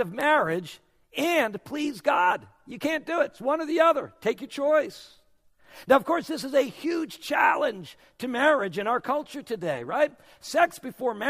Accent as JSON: {"language": "English", "region": "New England", "country": "United States", "moved": "yes", "lives_now": "South Florida, United States", "said": "I come from New England"}